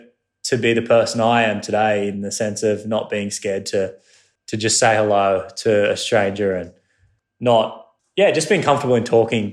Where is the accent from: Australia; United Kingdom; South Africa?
Australia; One of my mates, I got home after Hawaii, and one of my mates, you know, as Australian culture, you know, it's very humbling